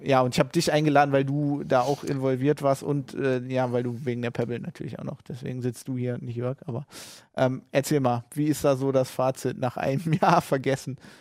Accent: Germany; wir als Deutsche

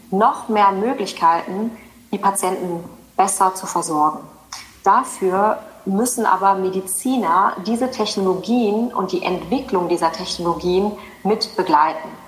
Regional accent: North Rhine-Westphalia, Germany; Ich bin ja ursprünglich nicht wirklich aus Sachsen, sondern ich komme ja aus dem, aus dem Ruhrgebiet Rheinland

